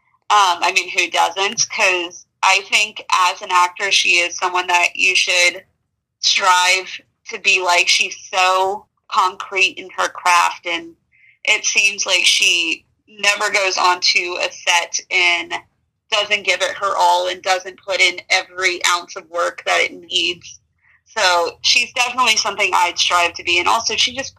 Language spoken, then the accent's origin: English; Tampa, Florida, United States; moved away as an adult; now in Savannah, United States; I am originally from Tampa, Florida, and I moved to Savannah when I went to school